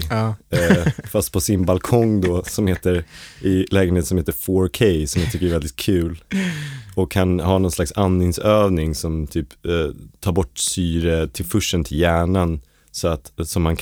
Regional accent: United States; För jag är amerikan så för mig betyder det någonting

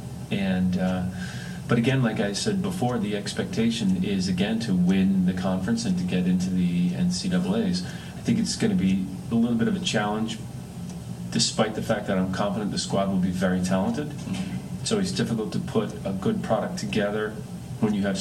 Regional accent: Connecticut, United States; I grew up in Connecticut

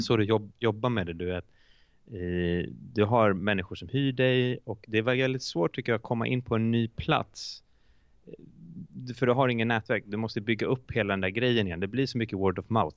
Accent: Iceland; Swedish is a second language; moved away as an adult; now in Sweden; jag är från Island

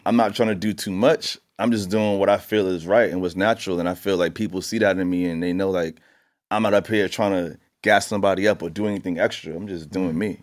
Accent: New York City, New York, United States; growing up in Queens and riding my bike up and down Merrick Boulevard

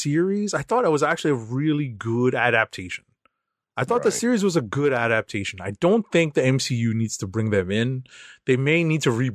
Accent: New York City, New York, United States; as a New Yorker

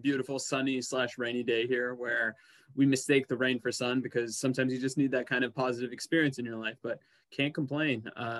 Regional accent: Seattle, Washington, United States; moved away as an adult; also born or lived in India; now in Oregon, United States; I have been in Oregon now for about 11, 12 years. Originally, I was born in India, and my folks immigrated to the States when I was 6, and they immigrated to Seattle, Washington.

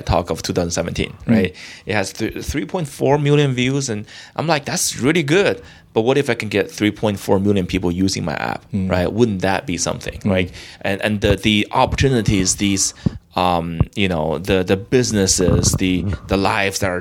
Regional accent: Beijing, China; moved away as an adult; now in United States; I grew up in China, and I came from the biggest city in China. Well, second biggest city, Beijing, right?

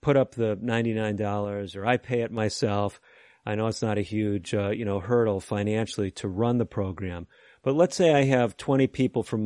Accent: Chicago, Illinois, United States; also born or lived in Oklahoma / northern Indiana; now in Fort Wayne, United States; I grew up actually in the Chicago area

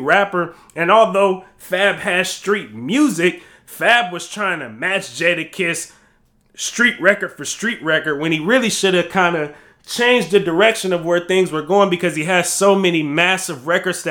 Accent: West Coast, United States; I'm from the West Coast

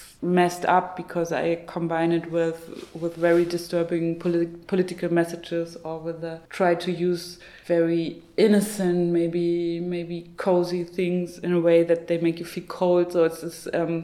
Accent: Zwickau, Saxony, Germany; my hometown of Zwickau

